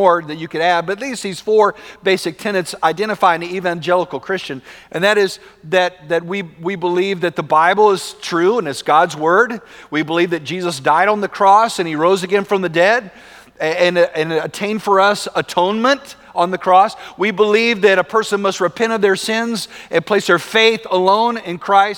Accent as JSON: {"language": "English", "region": "West Texas", "country": "United States", "tie": "born or raised there", "said": "growing up in West Texas"}